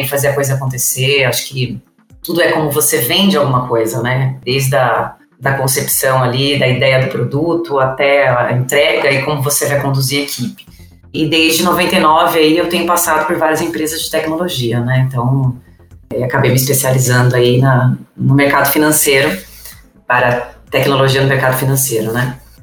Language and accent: Portuguese; São Paulo, Brazil; Nasci em São Paulo, sou natural, né, de São Paulo